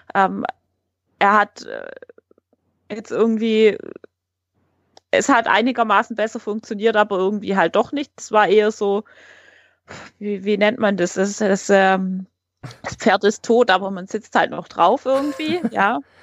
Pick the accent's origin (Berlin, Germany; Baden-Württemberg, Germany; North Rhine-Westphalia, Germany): Baden-Württemberg, Germany; Heilbronn region; ich komme aus der Region Heilbronn